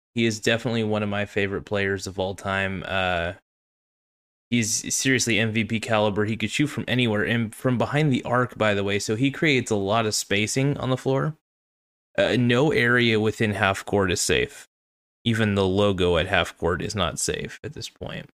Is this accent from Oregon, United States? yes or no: yes; Oregon, United States; I'm from Oregon, and I am in Oregon.